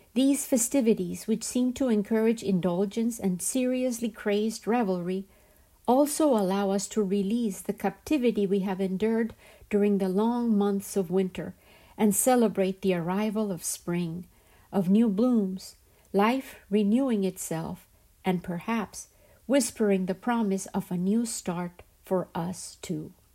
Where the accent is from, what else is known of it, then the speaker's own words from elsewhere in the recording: Colombia; the system and society which I grew up surrounded by in Colombia